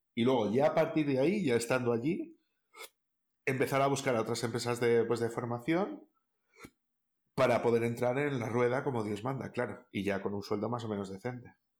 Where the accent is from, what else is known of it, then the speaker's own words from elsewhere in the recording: Castile and León, Spain; en el caso de Castilla León, por ejemplo, que es de donde yo soy